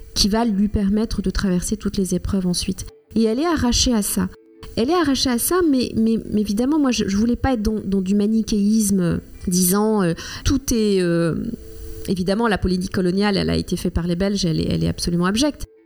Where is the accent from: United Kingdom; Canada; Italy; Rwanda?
Rwanda; first language Kinyarwanda; French is a second language; now in France; pas très loin de là où je suis née, où j'ai grandi, au Rwanda